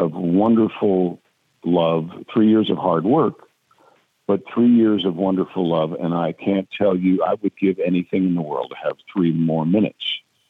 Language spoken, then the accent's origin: English; Mount Kisco, New York, United States; I live in the South. They call me a recovering Yankee, but I'm from Mount Kisco, New York.